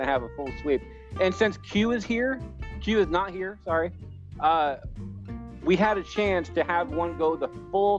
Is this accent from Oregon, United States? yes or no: no; Iowa, United States; my home state